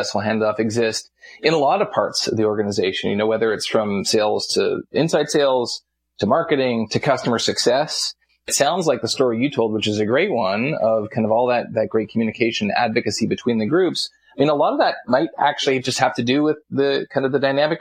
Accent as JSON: {"language": "English", "country": "Canada", "said": "I'm Canadian"}